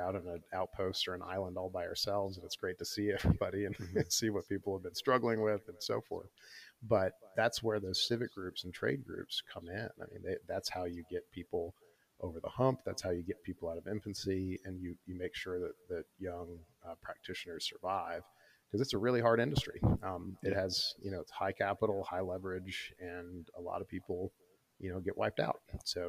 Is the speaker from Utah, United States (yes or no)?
no; St. Louis, Missouri, United States; And I grew up partially in St. Louis, so I sort of get the vibe that was still stood with me when I taught that class in Kansas City